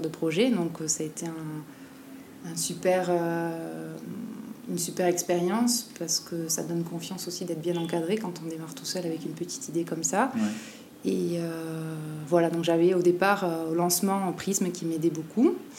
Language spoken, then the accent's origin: French; Basque Country, Nouvelle-Aquitaine, France; moved away as an adult; now in Tahiti, French Polynesia; je suis née au Pays Basque et j'ai grandi là-bas